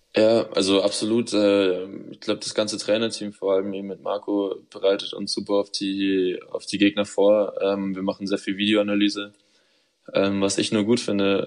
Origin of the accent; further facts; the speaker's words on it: Munich, Bavaria, Germany; moved away as an adult; nach Hause, nach München, äh, zu meiner Familie